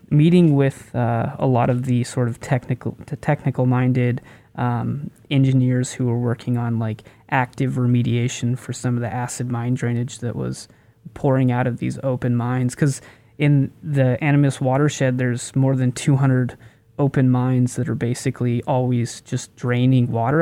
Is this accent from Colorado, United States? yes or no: yes; Durango, Colorado, United States; my hometown of Durango